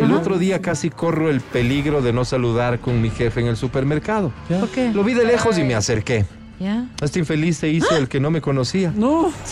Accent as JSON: {"language": "Spanish", "country": "Argentina", "said": "Soy argentina. Muy ah, mucho"}